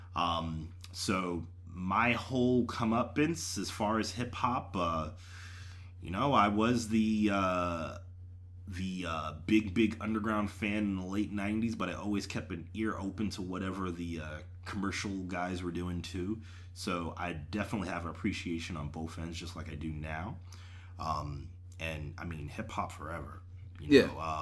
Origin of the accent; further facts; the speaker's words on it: New York, United States; I'm from New York